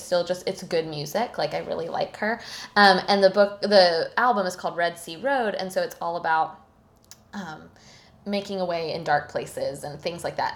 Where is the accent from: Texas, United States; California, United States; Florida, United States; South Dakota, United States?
Florida, United States; Tallahassee; now in Thomasville, United States; nearby Tallahassee, Florida. Mm-hmm my hometown